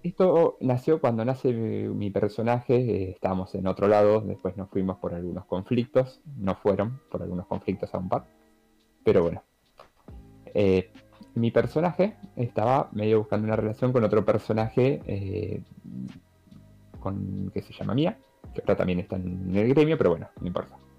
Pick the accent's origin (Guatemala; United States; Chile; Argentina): Argentina; nosotros como argentinos